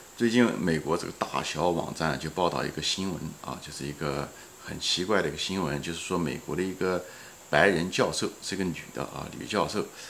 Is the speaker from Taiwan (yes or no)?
no; China; 我们是中国人